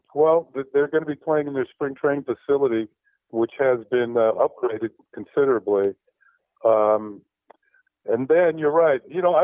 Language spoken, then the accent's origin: English; New York, United States; I grew up in New York